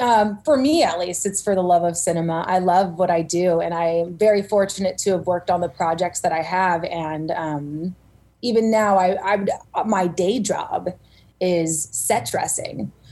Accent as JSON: {"language": "English", "town": "Simi Valley", "region": "California", "country": "United States", "tie": "born or raised there", "also_born_or_lived": "Santa Cruz, California", "said": "I was born and raised in Simi Valley, California"}